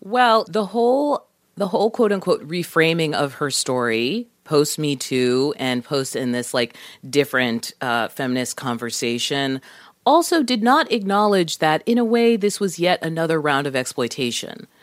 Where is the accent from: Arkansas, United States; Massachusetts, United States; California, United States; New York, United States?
Massachusetts, United States; Boston; I'm from Boston